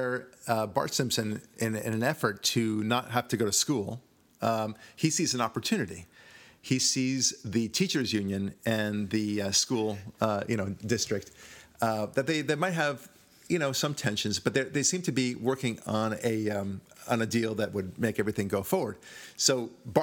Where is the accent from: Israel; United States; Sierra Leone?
Israel; moved away; I'm from Israel